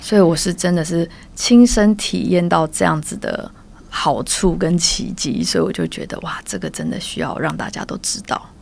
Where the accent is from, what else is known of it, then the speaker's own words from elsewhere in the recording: Taiwan; moved away as an adult; also born or lived in Germany; 在我自己小时候在台湾